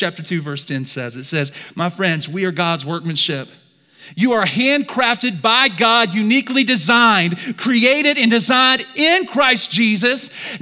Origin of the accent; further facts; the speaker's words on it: Alabama, United States; I'm from Alabama